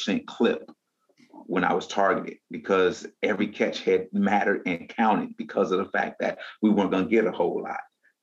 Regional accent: Atlanta, Georgia, United States; I grew up here

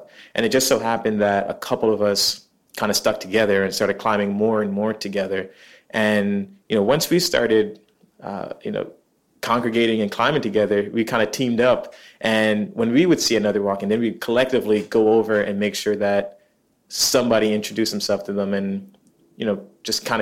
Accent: New York City, New York, United States; growing up in Queens is very diverse

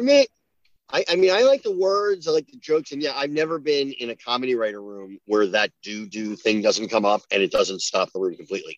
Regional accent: New Jersey, United States; I'm from New Jersey

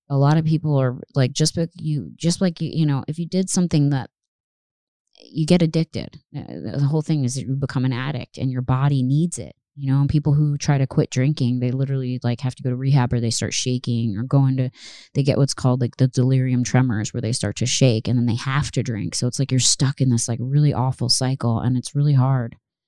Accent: the South, United States; Granted, we're from the South, so we hear all kinds of crazy animals

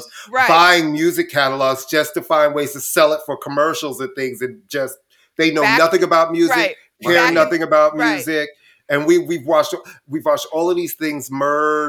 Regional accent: New York City, New York, United States; also born or lived in Brooklyn; I was born in Brooklyn. Then I moved to Queens right before the first grade

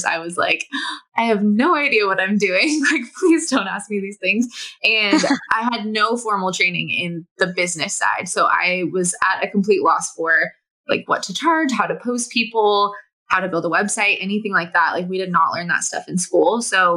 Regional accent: Southern California, United States; moved away as an adult; now in Bend, United States; I was born and raised in Southern California

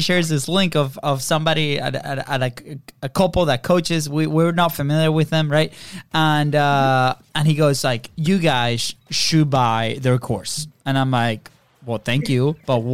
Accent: Venezuela; moved away; we grew up in Venezuela, different country

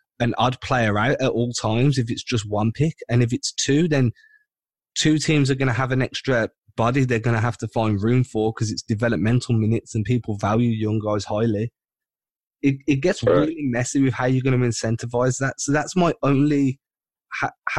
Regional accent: England, United Kingdom; accent: English; I'm based out in England, so it's a soccer country here

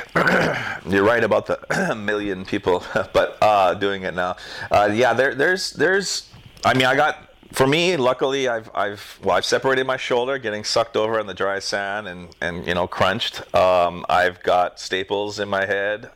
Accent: North Shore, Hawaii, United States; I was raised on the North Shore.

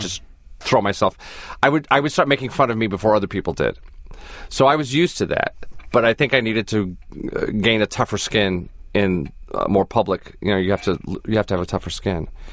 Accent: New York City, New York, United States; growing up in Brooklyn

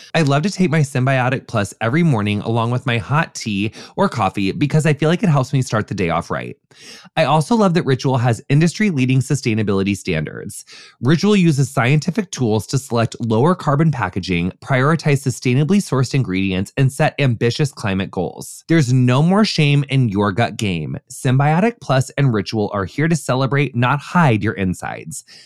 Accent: Quincy, Illinois, United States; my hometown of Quincy, Illinois

